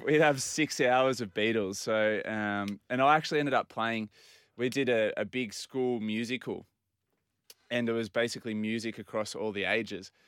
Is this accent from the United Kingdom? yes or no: no; Port Macquarie, New South Wales, Australia; growing up in Port Macquarie